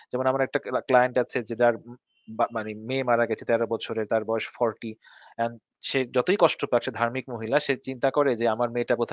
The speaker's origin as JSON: {"language": "Bangla", "town": "Dhaka", "region": "Dhaka Division", "country": "Bangladesh", "tie": "born or raised there", "said": "আমারও ভোলার কিছু না আমি তো ঢাকায় বড় হইছি আমারও"}